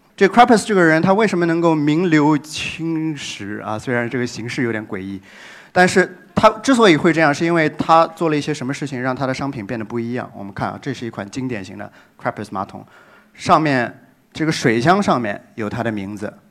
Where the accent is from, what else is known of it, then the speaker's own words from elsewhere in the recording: Shanghai, China; moved away as an adult; also born or lived in New York; 界定这座城市，大家生活的地方，界定我的故乡